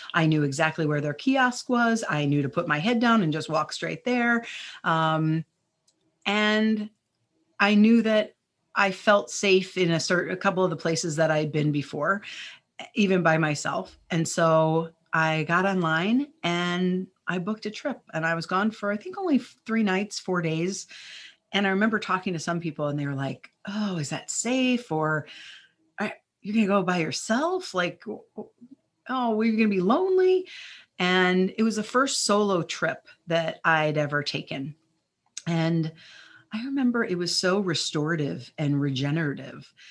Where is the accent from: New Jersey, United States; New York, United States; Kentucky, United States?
New Jersey, United States; also born or lived in Chicago area; now in Chicago, United States; I grew up in New Jersey, so we would go to the Jersey Shore.